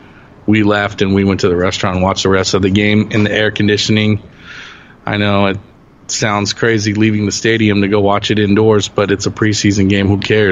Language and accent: English; Los Angeles, California, United States; having the team back in my hometown.